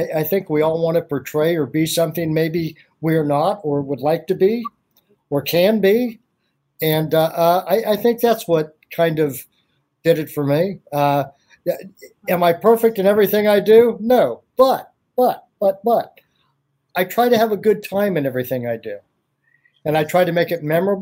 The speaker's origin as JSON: {"language": "English", "town": "Columbus", "region": "Ohio", "country": "United States", "said": "I'm actually from Columbus, Ohio, and I did. I mean, I did acting as a youth in middle school, high school"}